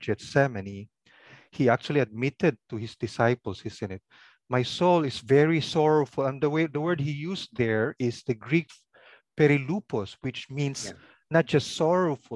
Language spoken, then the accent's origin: English; Ilocos Region, Philippines; first language Pangasinan; English is a second language; my language is called Pangasinan, from that province, Pangasinan